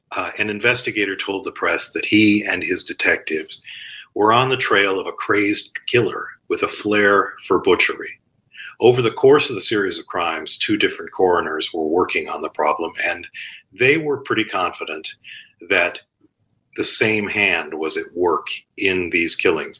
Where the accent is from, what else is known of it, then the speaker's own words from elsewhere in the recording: Cleveland, Ohio, United States; I grew up in Cleveland